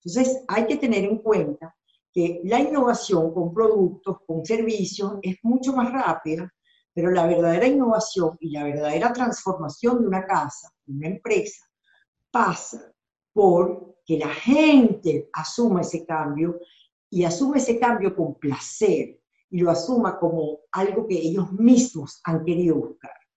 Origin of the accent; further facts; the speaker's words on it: Venezuela; moved away as an adult; also born or lived in Argentina / Mexico; Yo soy venezolana y, y yo vengo de un país que prácticamente ha sido masacrado